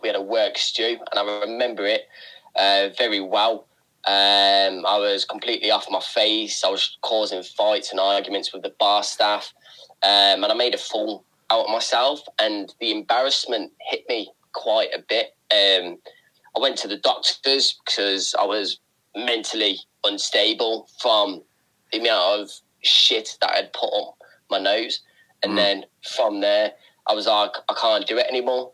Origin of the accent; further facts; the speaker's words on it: Tamworth, West Midlands, United Kingdom; I'm from a town called uh, Tamworth. It's on the outskirts of Birmingham.